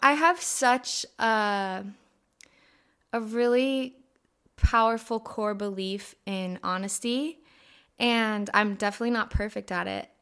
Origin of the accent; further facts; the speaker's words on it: Escondido, California, United States; also born or lived in Hawaii; I grew up in San Diego, specifically Escondido.